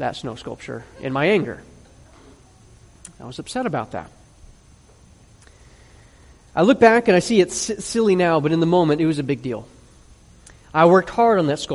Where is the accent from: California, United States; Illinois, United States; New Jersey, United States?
Illinois, United States; Chicago; I grew up in Chicago when we got all kinds of snow